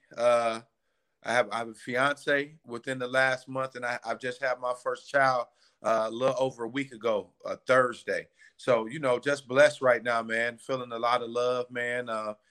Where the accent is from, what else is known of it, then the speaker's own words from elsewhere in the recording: Chicago, Illinois, United States; now in Ohio, United States; I'm originally from Chicago.